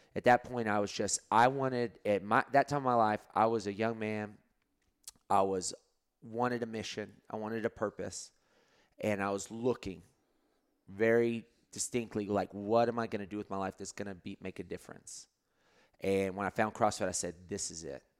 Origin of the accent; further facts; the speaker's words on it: Lubbock, Texas, United States; now in Austin, United States; at the high school, um, where I grew up in Lubbock, Texas